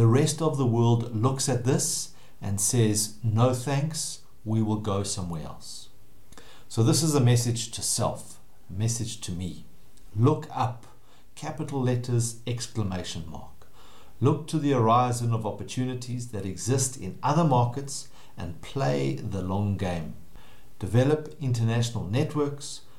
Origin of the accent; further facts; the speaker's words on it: South Africa; I've lived and worked in South Africa my whole life